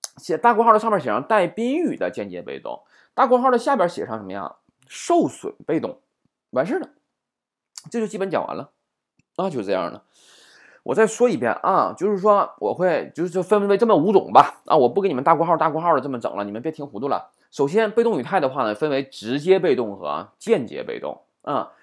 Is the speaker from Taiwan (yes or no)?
no; China; 我们中国人